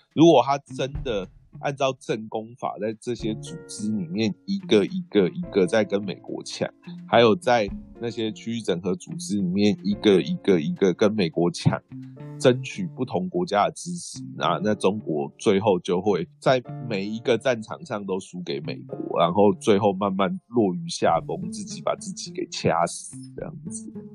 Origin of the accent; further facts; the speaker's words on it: Taiwan; 我们台湾人